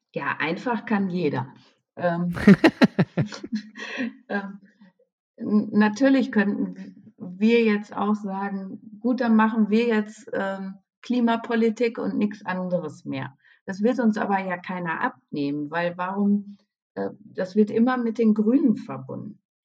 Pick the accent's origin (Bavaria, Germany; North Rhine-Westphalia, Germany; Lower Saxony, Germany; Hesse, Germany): North Rhine-Westphalia, Germany; Münsterland; now in Dortmund, Germany; ich bin im Münsterland groß geworden, ja, und habe in Münster studiert.